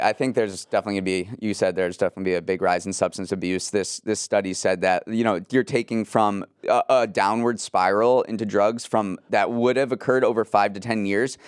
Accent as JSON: {"language": "English", "region": "Western Massachusetts", "country": "United States", "tie": "born or raised there", "said": "growing up in Western Massachusetts"}